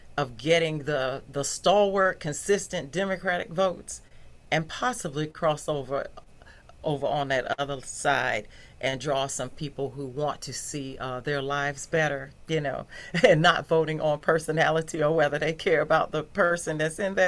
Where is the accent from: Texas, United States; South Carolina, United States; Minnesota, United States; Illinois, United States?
South Carolina, United States; Newberry; I grew up in Newberry